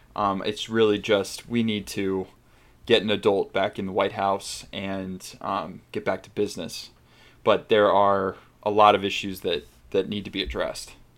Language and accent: English; Arizona, United States; I grew up in Arizona